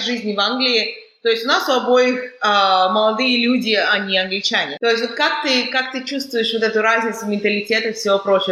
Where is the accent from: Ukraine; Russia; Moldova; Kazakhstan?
Kazakhstan; now in United Kingdom; я из Казахстана